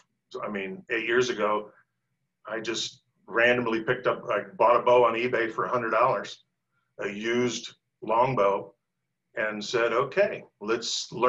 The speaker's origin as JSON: {"language": "English", "town": "Lawrence", "region": "Kansas", "country": "United States", "said": "I'm from Lawrence, Kansas, home of the Jayhawks."}